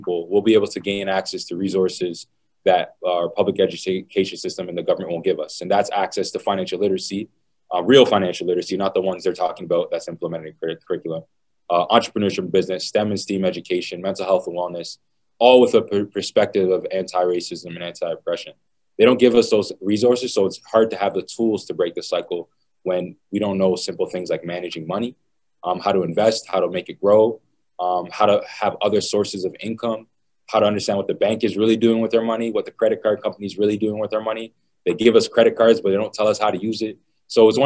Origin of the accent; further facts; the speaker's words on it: Toronto, Ontario, Canada; I grew up in Toronto Community Housing in a low-income community in poverty